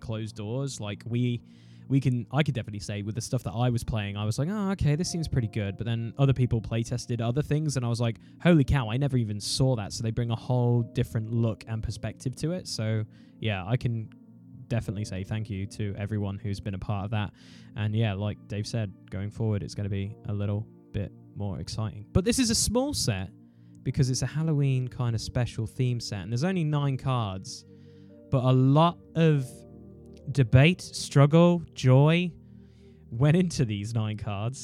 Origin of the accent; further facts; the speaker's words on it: United Kingdom; being British